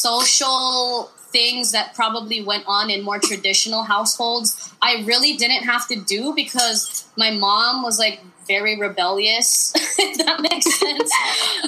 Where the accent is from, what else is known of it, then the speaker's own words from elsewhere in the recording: Hawaii, United States; I'm straight up, like, Filipino. But I'm from Hawaii.